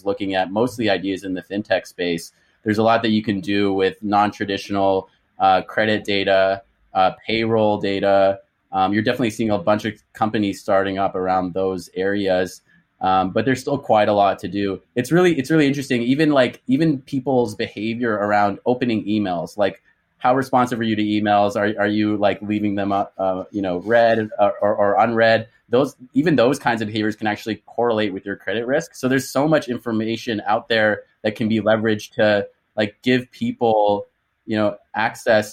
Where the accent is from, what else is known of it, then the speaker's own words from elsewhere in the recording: Canada; moved away as an adult; also born or lived in Boston; I'm Canadian, was born and raised in Canada